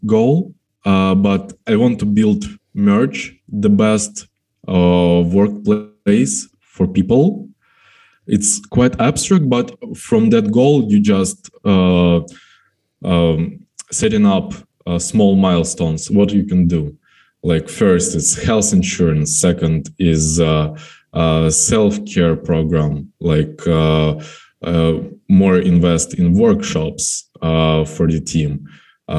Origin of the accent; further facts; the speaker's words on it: Kremenchuk, Poltava Oblast, Ukraine; now in Kyiv, Ukraine; I'm in my hometown, in Kremenchuk